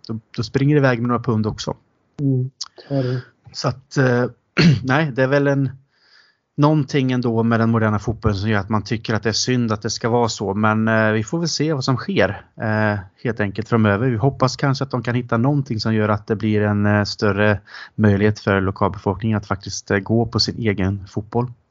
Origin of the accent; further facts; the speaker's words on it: Sweden; also born or lived in England; vi var från Sverige